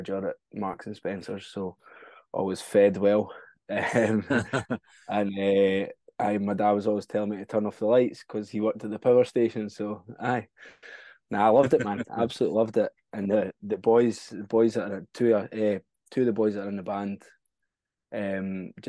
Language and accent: English; Prestonpans, Scotland, United Kingdom; accent: Scottish; we're from a wee coastal town called Preston Pans